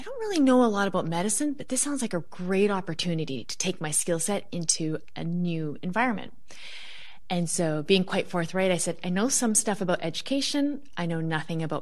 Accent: Vancouver, British Columbia, Canada; moved away as an adult; also born or lived in Toronto area, Canada; I grew up in Vancouver, out on the West Coast.

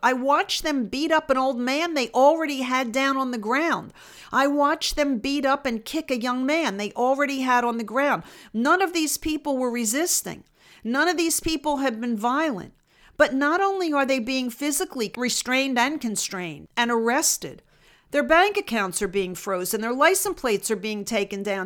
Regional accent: United States

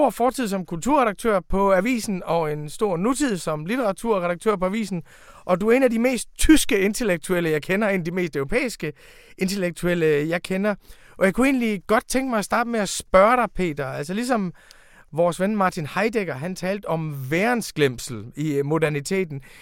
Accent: Denmark; Tyskland er faktisk et land, som vi har en særlig adgang til som danskere.

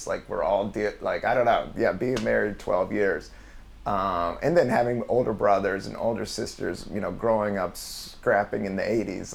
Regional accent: California, United States; I was from California

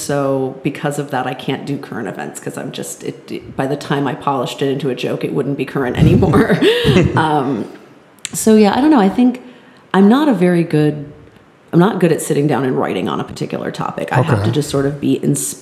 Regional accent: Connecticut, United States; moved away; We're all originally from Connecticut

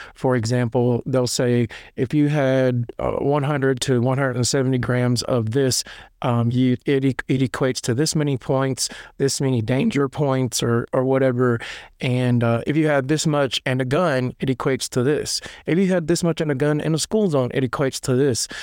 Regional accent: Lebanon, Tennessee, United States; I'm from, like, Lebanon, Tennessee. It's, like, twenty minutes east of Nashville

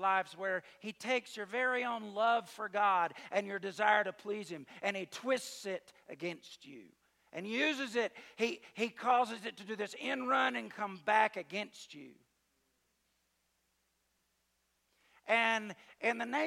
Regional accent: the South, United States; I'm from the South

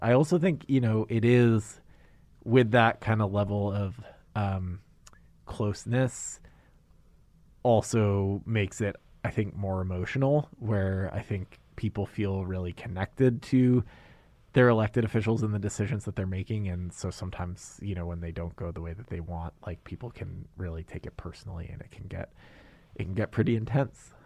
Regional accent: Maine, United States; moved away as an adult; also born or lived in New York City; now in Anchorage, United States; I'm from Maine

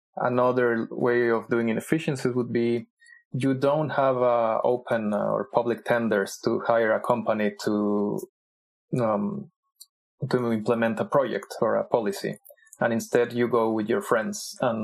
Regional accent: Mexico; I'm also from Mexico

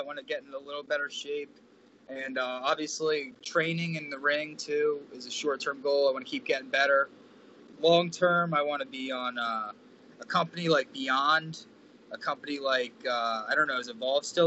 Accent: Manahawkin, New Jersey, United States; Manahawkin, New Jersey, by a Long Beach Island, the Jersey Shore area

